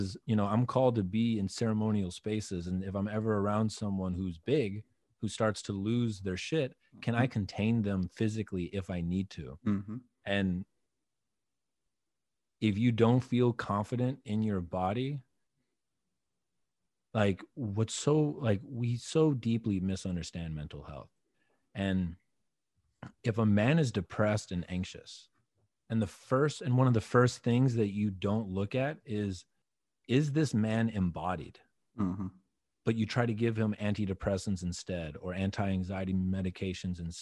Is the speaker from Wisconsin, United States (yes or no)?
yes; Wisconsin, United States; moved away; also born or lived in Texas; growing up in Wisconsin